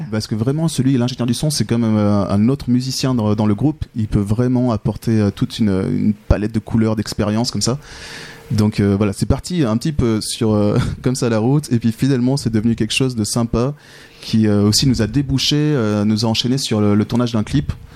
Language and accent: French; France; moved away as an adult; now in Switzerland; je suis français. J'ai mhm. débarqué en Suisse il y a une quinzaine d'années